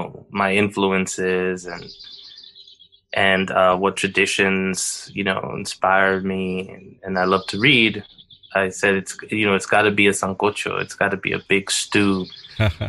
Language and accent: English; United States; having been born and raised in the United States